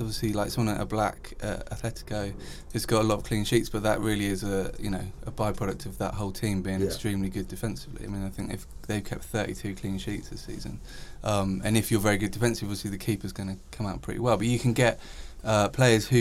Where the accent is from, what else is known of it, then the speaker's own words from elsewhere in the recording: England, United Kingdom; being English and of a certain age